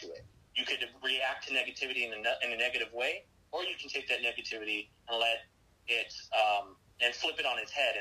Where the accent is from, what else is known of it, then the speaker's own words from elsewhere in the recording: Texas, United States; I'm from Texas. I'm a Texas boy, born and raised.